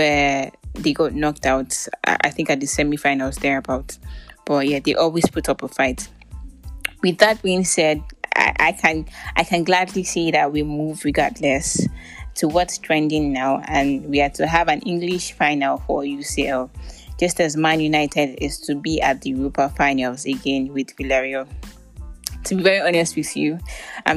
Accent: Nigeria; I'm Nigerian

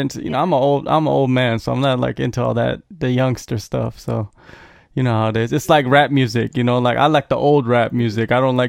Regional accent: United States; growing up in America, I did grow up in America too.

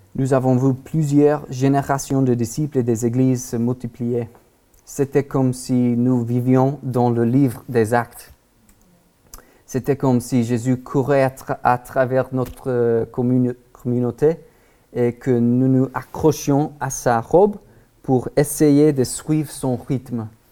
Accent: Texas, United States; French is a second language; moved away as an adult; now in Paris, France; nous sommes originaires du Texas aux États-Unis et nous vivons à Paris

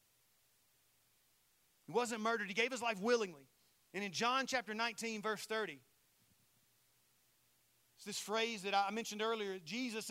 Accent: Saluda, South Carolina, United States; my hometown of Saluda, South Carolina

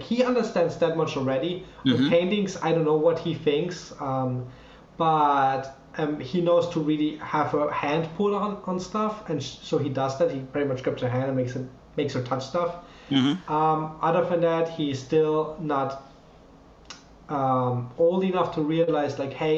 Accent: Germany; English is a second language; moved away; I was born 93. Second of all, I grew up in Germany

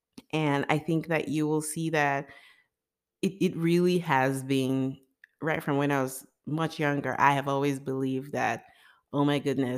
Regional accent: Nigeria; born there; So I was born in Nigeria sometime in 1985. And I was born into a middle-class family.

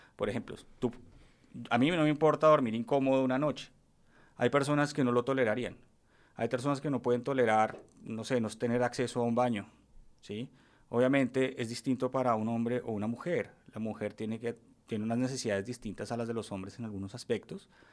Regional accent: Bogotá, Colombia; born or raised there; also born or lived in Paris, France

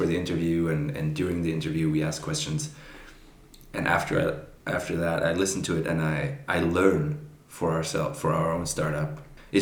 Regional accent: Brazil; moved away; I was born in Brazil

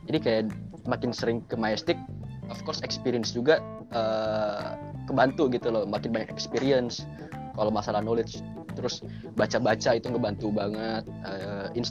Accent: West Java, Indonesia; gue orang Sunda kan jadi ada tradisional baju Sunda gitu

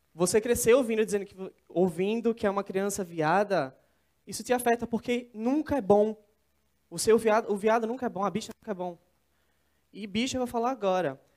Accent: interior of São Paulo, Brazil; moved away as an adult; now in Recife, Brazil; sou de São Paulo, mas cresci no interior e eu moro em Recife há quatro anos

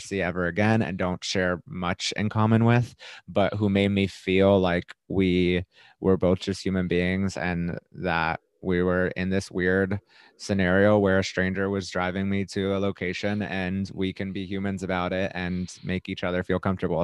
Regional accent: Florida, United States; moved away; I was from Florida

